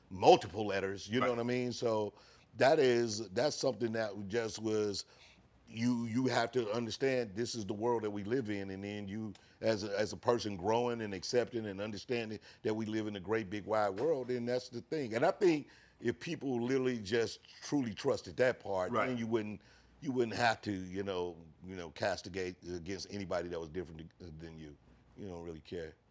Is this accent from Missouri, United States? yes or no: yes; St. Louis, Missouri, United States; growing up in St. Louis